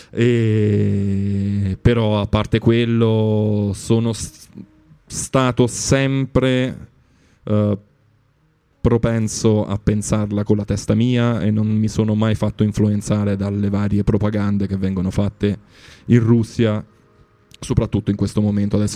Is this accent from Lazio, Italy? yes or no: yes; Rome, Lazio, Italy; Io sono cresciuto a Roma, ho avuto la... Non è la fortuna, è proprio il culo. Uh, devo dire, ci ho avuto il culo di spostarmi a Roma quando avevo 16 anni